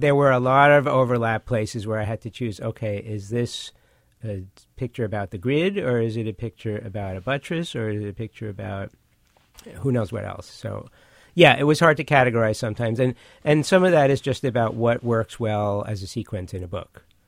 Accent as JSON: {"language": "English", "town": "New York City", "region": "New York", "country": "United States", "tie": "born or raised there", "also_born_or_lived": "Manhattan", "said": "when I grew up in Brooklyn"}